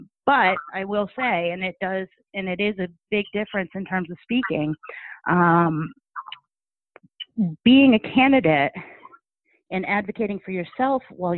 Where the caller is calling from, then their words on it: Sturbridge, Massachusetts, United States; I'm calling from Sturbridge, Massachusetts.